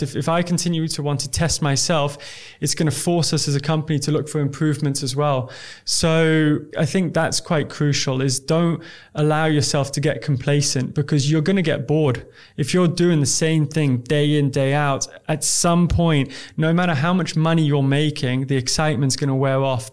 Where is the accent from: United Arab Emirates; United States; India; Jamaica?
United Arab Emirates; Dubai; I'm from Dubai